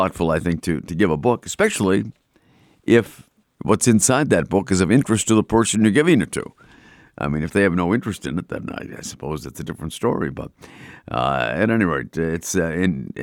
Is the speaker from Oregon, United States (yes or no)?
no; Boston, Massachusetts, United States; accent: Boston; my Boston accent